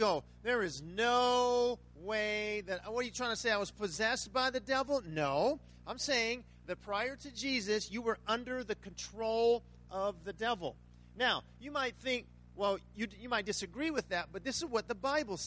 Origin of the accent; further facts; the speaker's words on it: Riverside, California, United States; now in Las Vegas, United States; I'm from Riverside, California